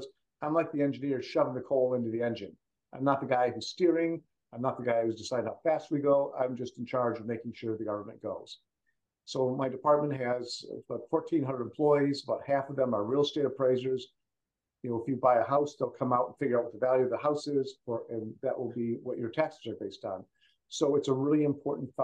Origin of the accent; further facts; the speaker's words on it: Macomb County, Michigan, United States; moved away as an adult; now in California, United States; my hometown county of Macomb County, Michigan.